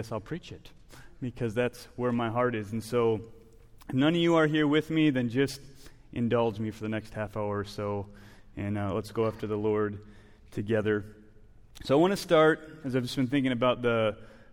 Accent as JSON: {"language": "English", "region": "Wisconsin", "country": "United States", "tie": "born or raised there", "moved": "yes", "said": "I grew up in Wisconsin"}